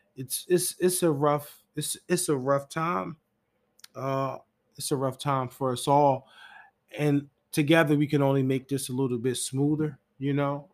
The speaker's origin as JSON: {"language": "English", "town": "Philadelphia", "region": "Pennsylvania", "country": "United States", "said": "I'm from Philly"}